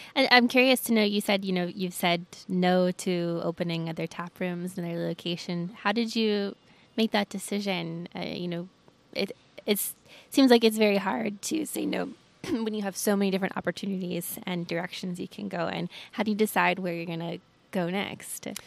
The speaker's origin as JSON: {"language": "English", "town": "Atlanta", "region": "Georgia", "country": "United States", "also_born_or_lived": "New York", "moved": "yes", "lives_now": "Asheville, United States", "said": "I'm from Atlanta"}